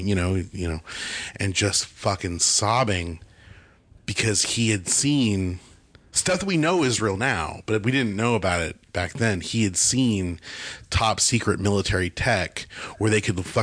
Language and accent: English; Bakersfield, California, United States; moved away; I was back home because I grew up in Bakersfield, California